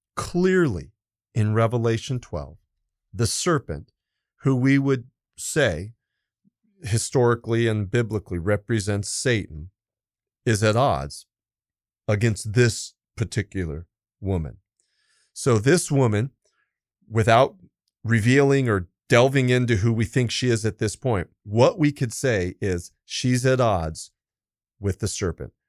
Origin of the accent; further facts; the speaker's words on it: Los Angeles County, California, United States; I was born in California. And so California, and even mm. more specifically, Los Angeles County